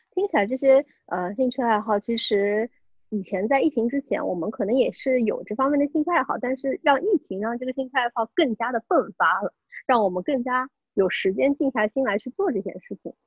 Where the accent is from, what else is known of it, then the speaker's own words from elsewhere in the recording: Shanghai, China; 我们都是上海人嘛